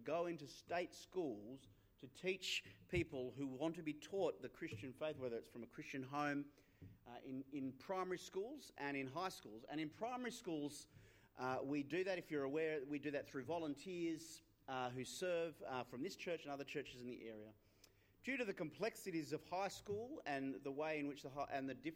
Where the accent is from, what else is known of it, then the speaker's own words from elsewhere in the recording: Australia; There's this quirk in Australian history, because of the fact we were founded by an English colony. We're an English colony